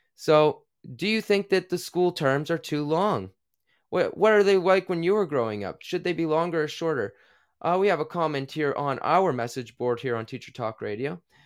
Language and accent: English; New Brunswick, Canada; moved away as an adult; now in United Kingdom; I am from Canada. I'm from a little province called New Brunswick